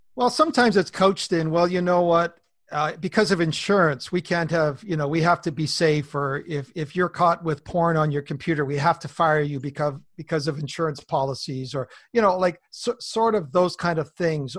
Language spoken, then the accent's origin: English; Southwest BC, British Columbia, Canada; I'm a Canadian farm kid. I was born in the big family up here, Southwest B C